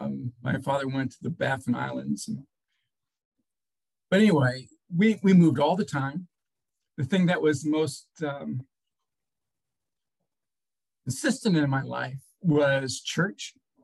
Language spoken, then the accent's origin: English; Portsmouth, Virginia, United States; born there; In fact, I was born in Portsmouth Naval Hospital, not too far from here.